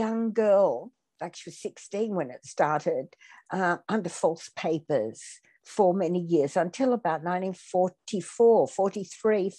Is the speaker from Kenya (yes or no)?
no; Athens, Attica, Greece; I was born in Athens in Greece in early 47